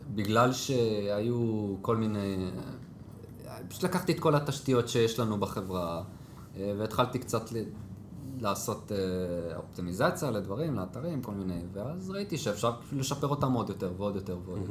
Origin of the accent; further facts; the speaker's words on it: Jerusalem, Jerusalem District, Israel; moved away as an adult; now in Haifa, Israel; גדלתי בשכונת גילה שהייתי קטן, אחרי זה עברנו לבית הכרם